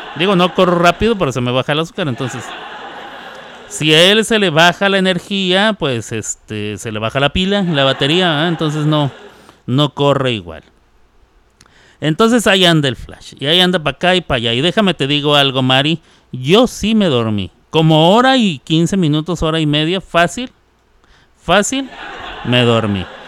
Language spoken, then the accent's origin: Spanish; Ciudad Juárez, Chihuahua, Mexico; moved away; Ciudad Juárez, Chihuahua. Em, en donde yo crecí, después de los 10 años ahí